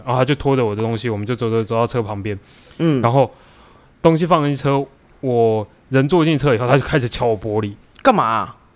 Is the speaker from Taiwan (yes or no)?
yes; Taiwan; also born or lived in United States; 我们台湾人